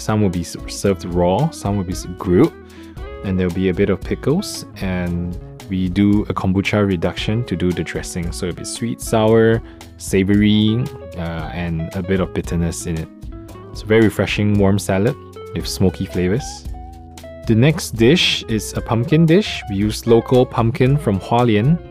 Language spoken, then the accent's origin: English; Singapore; now in Taiwan; i'm from singapore